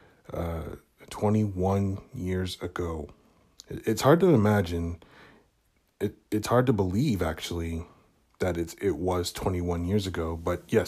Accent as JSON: {"language": "English", "country": "Canada", "tie": "born or raised there", "said": "In Canada, in my hometown"}